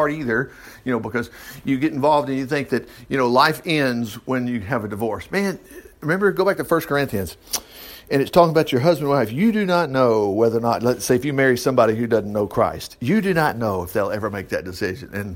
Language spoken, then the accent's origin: English; United States; I grew up in America, born in 1960